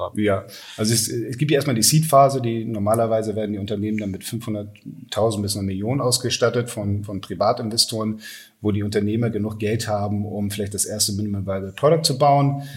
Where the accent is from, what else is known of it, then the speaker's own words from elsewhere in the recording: Hamburg, Germany; also born or lived in London; bin Hamburger Jung, 45 Jahre alt, ähm, habe in London studiert.